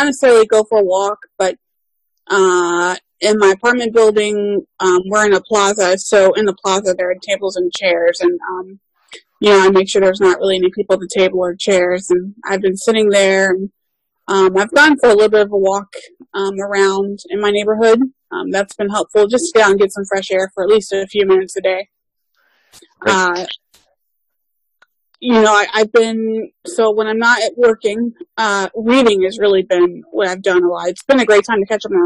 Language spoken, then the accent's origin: English; Kentucky, United States; moved away as an adult; now in Baltimore, United States; I am originally from Kentucky, but I now live in Baltimore, Maryland